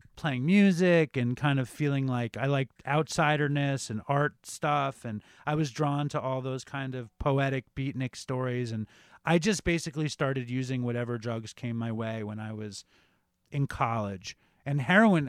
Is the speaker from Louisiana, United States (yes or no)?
no; New York City, New York, United States; I grew up uh, in Chelsea. I grew up on uh, 8th Avenue on 27th Street